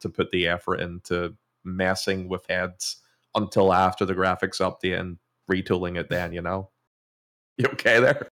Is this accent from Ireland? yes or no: yes; Ireland; I'm from Ireland